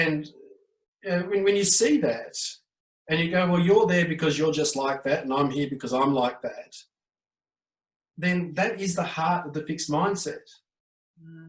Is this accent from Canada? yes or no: no; Australia; I am Australian